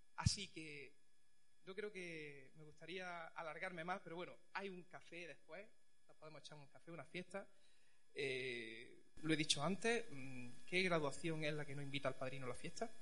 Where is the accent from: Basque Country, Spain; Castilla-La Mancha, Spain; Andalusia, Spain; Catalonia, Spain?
Andalusia, Spain; Chimeneas; moved away as an adult; also born or lived in Pinos Puente; now in Santa Fe, Spain; Yo no soy de Pinos Puente. Yo vivo en Santa Fe, no soy de Santa Fe. Yo soy de Chimenea, de un pueblo pequeño.